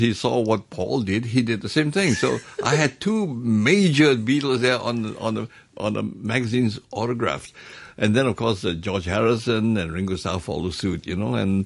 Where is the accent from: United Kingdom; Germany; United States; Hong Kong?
Hong Kong; where are you from? I said, Hong Kong